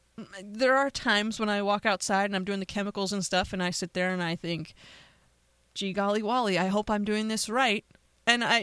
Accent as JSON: {"language": "English", "country": "United States", "said": "I'm an American"}